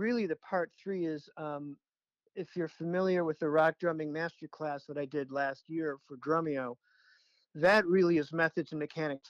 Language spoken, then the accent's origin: English; Chicago, Illinois, United States; I grew up in Chicago, so … was on the radio all the time.